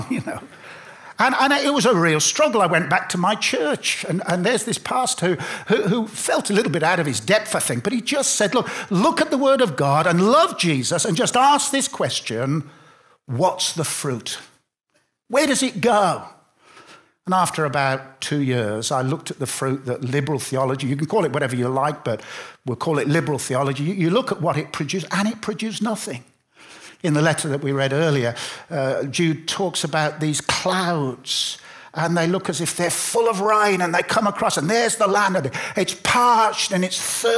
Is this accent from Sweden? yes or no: no; Birmingham, West Midlands, United Kingdom; moved away; also born or lived in Bath; I grew up in Birmingham